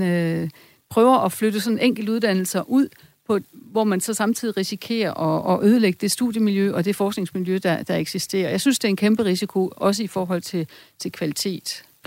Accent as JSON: {"language": "Danish", "town": "Esbjerg", "region": "Southern Denmark", "country": "Denmark", "said": "Jeg er selv fra Esbjerg"}